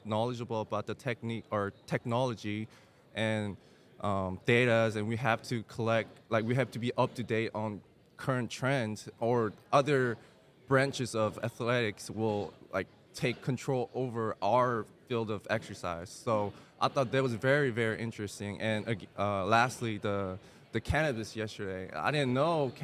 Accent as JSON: {"language": "English", "town": "Houston", "region": "Texas", "country": "United States", "tie": "born or raised there", "also_born_or_lived": "South Korea", "said": "I was born and raised in Houston, Texas since 2007. Before that, I was in Korea, and then I moved to Houston, Texas in 2007"}